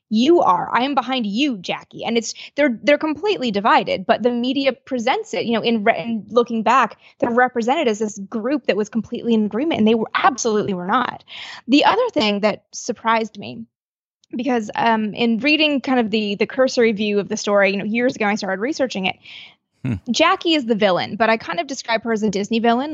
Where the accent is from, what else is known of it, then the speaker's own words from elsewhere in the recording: Canada; I'm from Canada